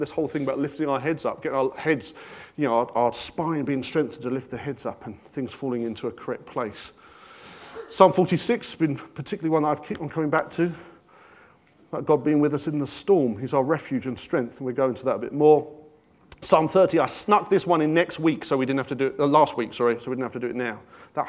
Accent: London, United Kingdom; But I went to a comprehensive and I grew up in North London.

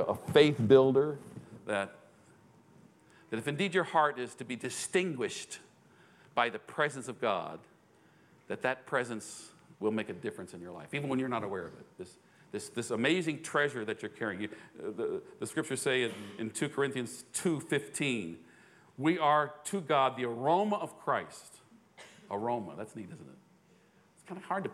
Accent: United States; I'm an American

